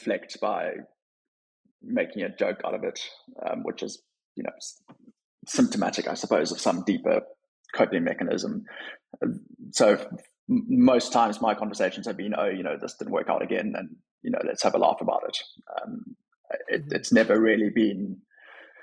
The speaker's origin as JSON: {"language": "English", "town": "Cape Town", "region": "Western Cape", "country": "South Africa", "tie": "born or raised there", "also_born_or_lived": "Chicago / Washington, D.C.", "moved": "as an adult", "lives_now": "London, United Kingdom", "said": "I'm from Cape Town, born and raised there, went to university there, recently moved to London"}